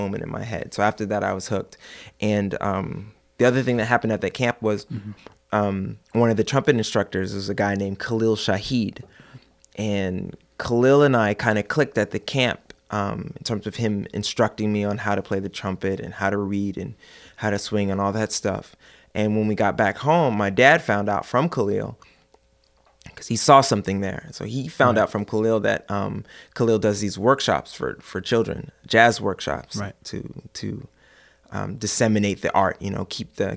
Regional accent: Oakland, California, United States; moved away; also born or lived in Ohio; I grew up in Oakland, pretty much.

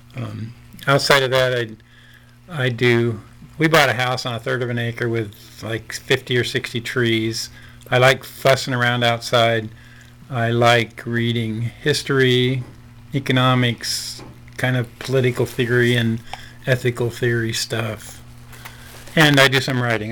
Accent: Nebraska, United States; I grew up in mostly in Nebraska

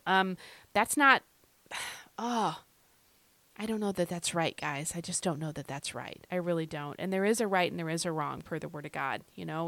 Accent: Rapid City, South Dakota, United States; moved away; I was born in Rapid City, South Dakota

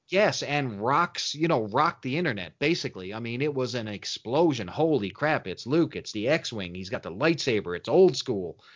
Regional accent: Canada; I'm a Canadian

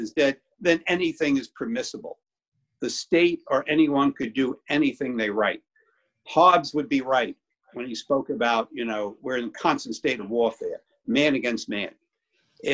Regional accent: New York City, New York, United States; Growing up in Brooklyn, your feelings were hurt every day of the week

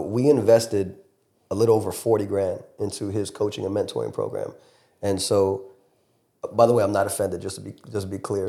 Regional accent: Fort Lauderdale, Florida, United States; moved away; I'm born and raised in Fort Lauderdale, Miami area, so Broward to Dade County

